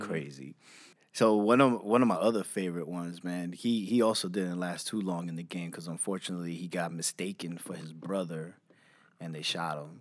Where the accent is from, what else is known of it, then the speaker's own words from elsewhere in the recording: New York City, New York, United States; also born or lived in Brentwood, Long Island, New York; So I'm from Jamaica, Queens, New York. Um, grew up a lot there